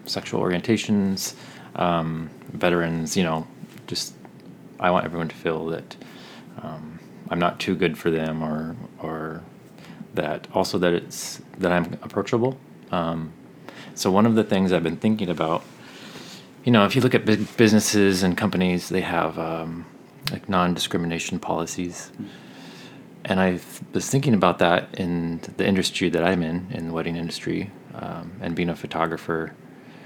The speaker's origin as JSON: {"language": "English", "town": "Tacoma", "region": "Washington", "country": "United States", "said": "I am from Tacoma, Washington"}